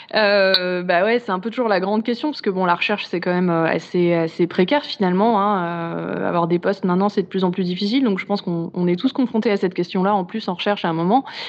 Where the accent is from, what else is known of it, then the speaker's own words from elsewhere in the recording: Chamonix, Auvergne-Rhône-Alpes, France; chez moi à Chamonix